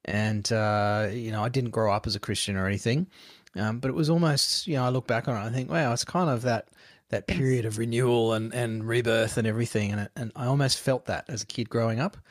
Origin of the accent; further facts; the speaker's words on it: Queensland, Australia; growing up in Queensland, was um, where we lived